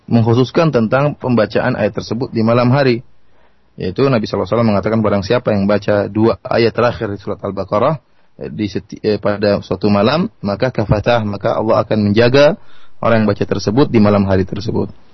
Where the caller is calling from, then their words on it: Sukabumi, West Java, Indonesia; Saya dari Sukabumi, Pak Jailani.